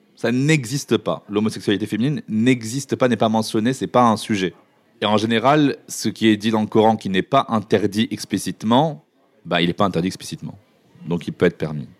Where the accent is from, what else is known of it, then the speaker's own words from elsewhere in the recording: Morocco; now in France; j'ai grandi au Maroc dans une culture dite arabo-musulmane